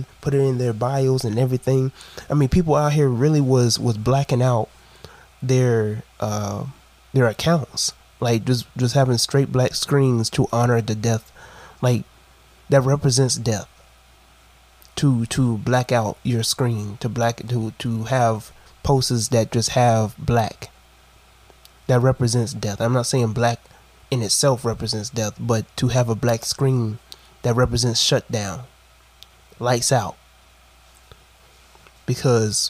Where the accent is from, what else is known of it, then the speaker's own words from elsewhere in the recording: Brunswick, Georgia, United States; In my hometown.